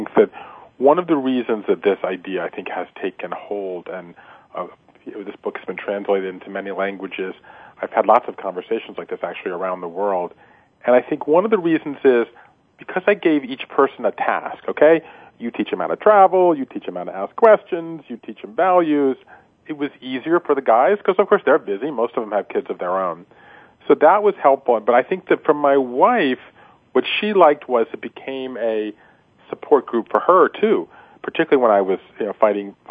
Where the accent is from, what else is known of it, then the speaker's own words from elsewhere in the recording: Georgia, United States; moved away; my hometown in Georgia